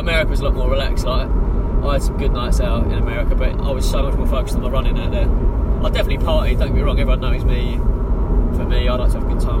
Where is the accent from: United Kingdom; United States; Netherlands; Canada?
United Kingdom; I'm British